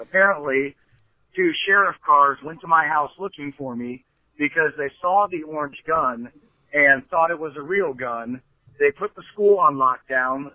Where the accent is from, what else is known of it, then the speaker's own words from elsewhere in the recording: Fairfield, United States; I grew up in Fairfield